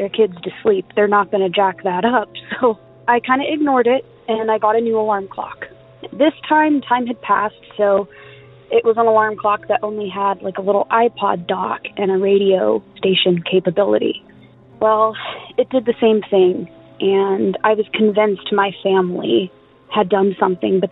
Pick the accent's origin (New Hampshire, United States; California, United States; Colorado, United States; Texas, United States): California, United States; I'm from California